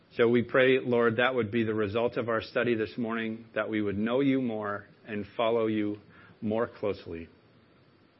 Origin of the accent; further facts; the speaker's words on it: Maine, United States; accent: Mainer; given me my Mainer accent back